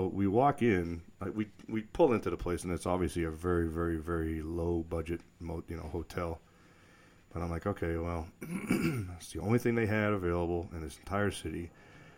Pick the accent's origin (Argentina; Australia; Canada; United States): United States; New England; moved away as an adult; now in Colorado Springs, United States; growing up in New England